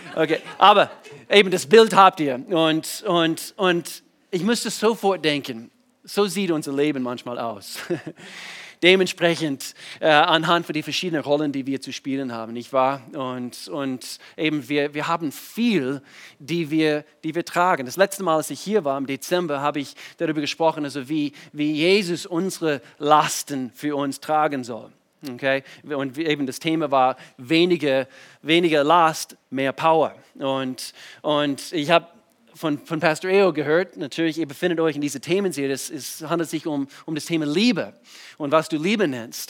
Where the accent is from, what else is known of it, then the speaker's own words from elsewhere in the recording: United States; German is a second language; moved away as an adult; now in Germany; ich komme aus den USA, bin wohnhaft in Deutschland seit, eigentlich dieses Jahr, seit 20 Jahren, 98 bin ich, bin ich nach Deutschland gezogen mit meiner Frau.